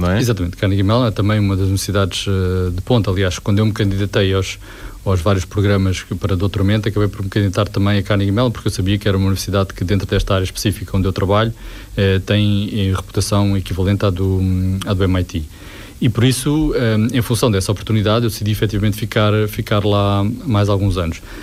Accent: Portugal; é aquilo que eu sou, português

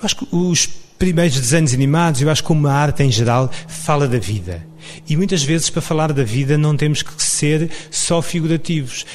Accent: Samora Correia, Lisbon, Portugal; A minha, digamos, a minha formação cultural em Samora Correia, a terra onde nasci

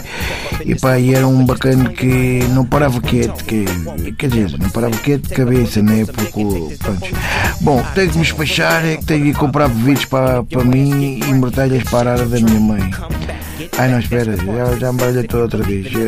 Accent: Moscavide, Lisbon, Portugal; sou de Moscavide.

